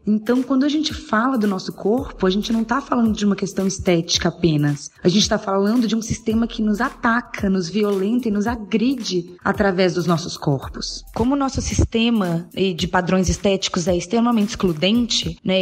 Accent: Belo Horizonte, Minas Gerais, Brazil; eu sou de Belo Horizonte, tenho 32 anos

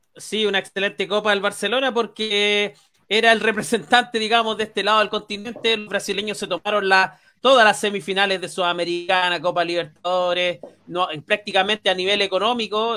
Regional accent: Chile

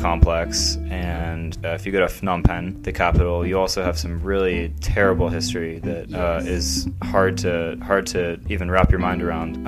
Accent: United States; I'm from the United States

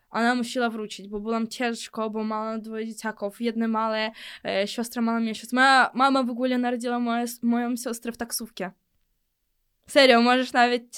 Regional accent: Ukraine; accent: Ukrainian; Polish is a second language; moved away as an adult; now in Poland; Ja urodziłam się w Ukrainie

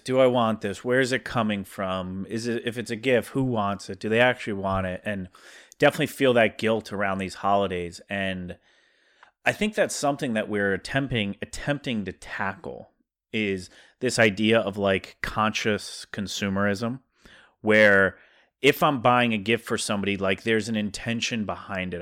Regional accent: South Dakota, United States; accent: South Dakota; my South Dakota accent

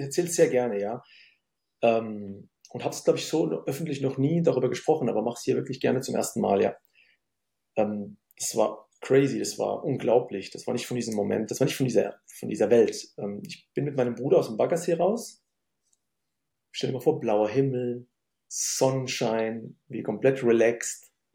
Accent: Germany; also born or lived in Syria; ich komme aus Syrien, eine, ich bin Migrationskind und ähm, bin in Deutschland aufgewachsen

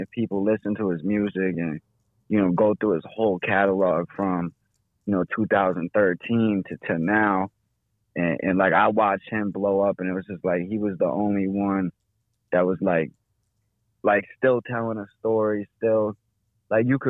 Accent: New York, United States; I'm from New York, and I really like the authentic New York, like lyrical rap

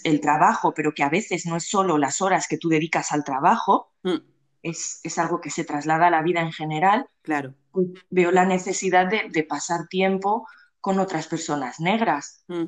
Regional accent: Barcelona, Catalonia, Spain; soy de Barcelona nací aquí y siempre he vivido aquí

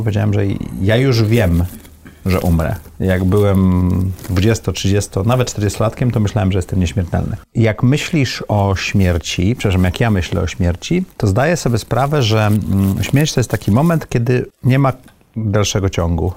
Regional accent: Sopot, Pomeranian Voivodeship, Poland; ja miałem naprawdę fajne dzieci dzieciństwo, dorastałem w Sopocie

